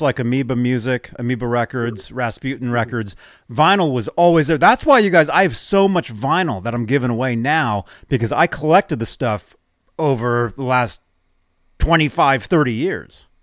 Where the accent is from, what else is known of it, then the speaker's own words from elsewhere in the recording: Phoenix, Arizona, United States; I grew up in Phoenix.